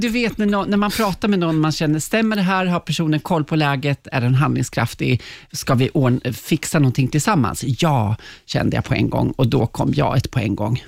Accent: Kolsva, Västmanland, Sweden; moved away; jag är från Kolsva, liksom Gislarbo i Västmanland

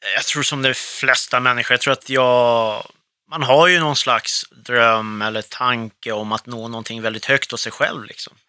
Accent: Stockholm, Stockholm County, Sweden; born or raised there; also born or lived in Beirut, Lebanon / Södertälje

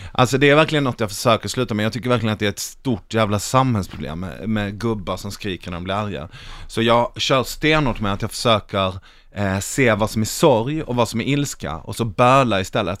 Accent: Malmö, Skåne, Sweden; jag är från Malmö

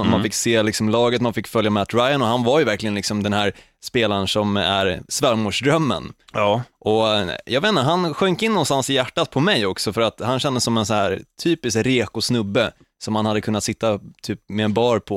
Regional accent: Södermanland, Sweden; jag som är sörmlänning

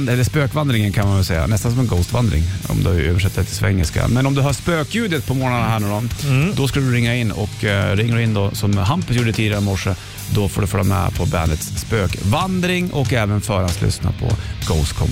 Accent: Ukraine; Jag kommer från Ukraina.

